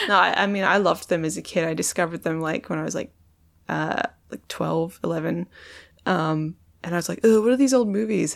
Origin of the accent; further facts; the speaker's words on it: Perth, Western Australia, Australia; moved away; also born or lived in London; I'm from Perth